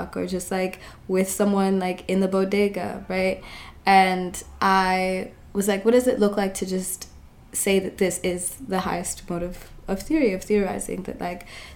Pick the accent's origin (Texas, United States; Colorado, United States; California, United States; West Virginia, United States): Colorado, United States; Lakewood; moved away as an adult; also born or lived in Nairobi, Kenya / Brooklyn, New York; now in New York, United States; I was born in Nairobi, Kenya, in South B. And I was raised in Colorado, so in the suburbs of Denver, outside of Denver, in a city called Lakewood.